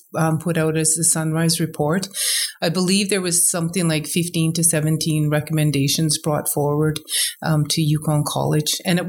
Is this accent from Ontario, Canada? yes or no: no; Yukon, Canada; I was born and raised in the Yukon. … I'm a citizen of Tezen Tlingit Council, and I'm from the Dakhlawedi clan. I have a long, rich history in the Yukon.